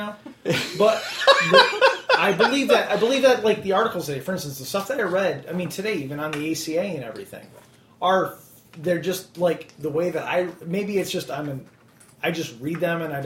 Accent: United States; moved away; being an American overseas

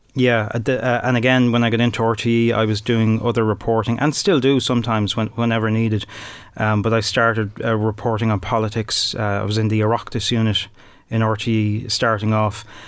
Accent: Dublin, Leinster, Ireland; moved away as an adult; also born or lived in Tullamore, Offaly; I'm from Dublin, but I moved down to Offaly to get my first break in radio

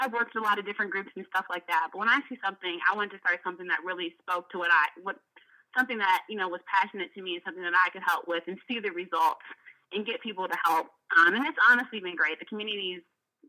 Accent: Montgomery County, Maryland, United States; I'm from Montgomery County, so obviously I got to go in a good school system

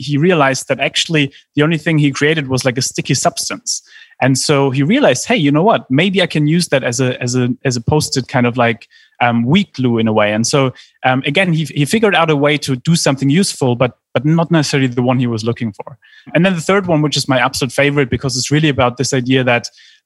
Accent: Germany; I grew up in Germany

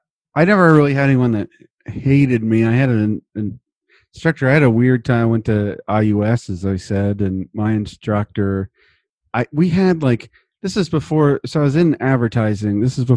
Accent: West Lafayette, Indiana, United States; yeah, we grew up there.

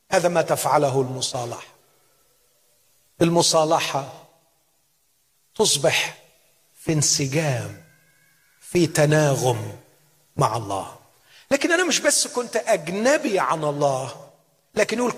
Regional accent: Egypt; عندنا في مصر نقول الاجانب

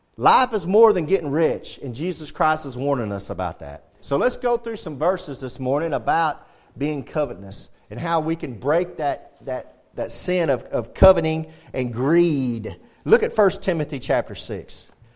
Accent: United States; We're Americans

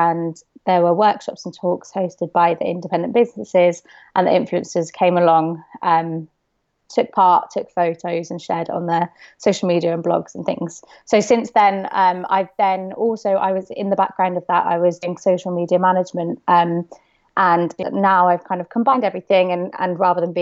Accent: Bristol, South West England, United Kingdom; So I'm from Bristol

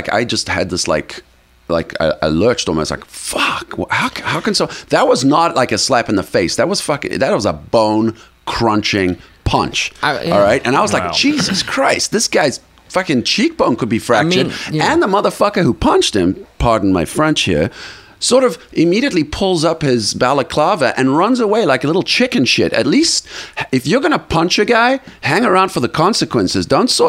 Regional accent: South Africa; I come from South Africa. South Africa, there are 11 national languages, believe it or not, okay?

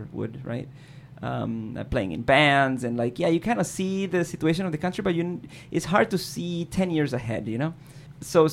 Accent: Caracas, Capital District, Venezuela; moved away; growing up in Caracas was okay

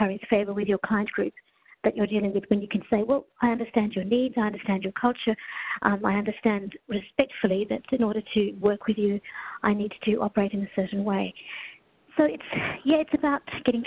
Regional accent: Australia; also born or lived in Kenya / Melbourne; Arrived in Australia when I was 4 years old.

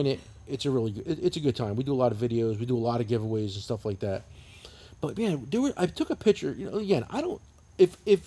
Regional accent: New Jersey, United States; I'm from New Jersey. This is how we talk

